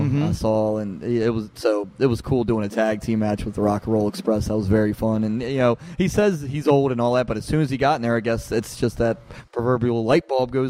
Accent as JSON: {"language": "English", "town": "Baltimore", "region": "Maryland", "country": "United States", "tie": "born or raised there", "said": "Here in Baltimore."}